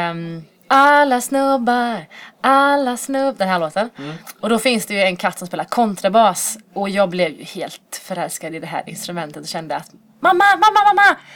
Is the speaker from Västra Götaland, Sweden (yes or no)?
yes; Dalsjöfors, Västra Götaland, Sweden; now in Borås, Sweden; och jag är född och uppvuxen i Dalsjöfors som ligger lite utanför Borås. Eh, men bor eh, sedermera här i den här lilla textilstaden